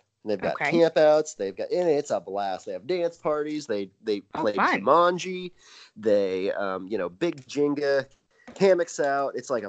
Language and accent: English; Brown County, Indiana, United States; my hometown park here, Brown County